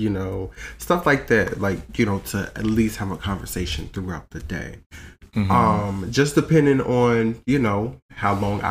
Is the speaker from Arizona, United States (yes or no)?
yes; Phoenix, Arizona, United States; That is my hometown, Phoenix, Arizona